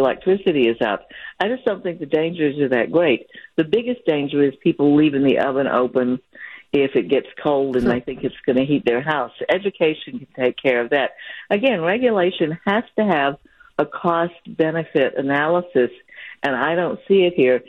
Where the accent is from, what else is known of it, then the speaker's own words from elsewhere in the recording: North Carolina, United States; also born or lived in West Side (Milwaukee area); now in Milwaukee, United States; I grew up in the South, where I grew up in North Carolina.